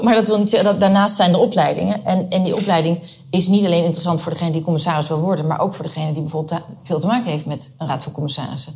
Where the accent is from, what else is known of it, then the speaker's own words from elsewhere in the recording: Rotterdam, South Holland, Netherlands; now in The Hague, Netherlands; Ik ben eh, opgegroeid in eh, Rotterdam